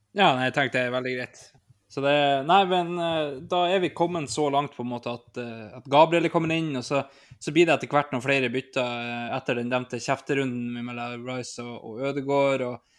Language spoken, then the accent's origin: Norwegian; an island in Nordland, Norway; er jo jeg fra ei øy ute i Nordland